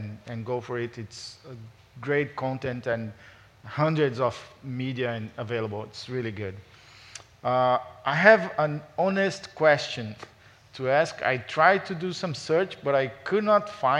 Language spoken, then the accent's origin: English; Brazil; moved away as an adult; also born or lived in Los Angeles, United States; now in United States; I'm from Brazil.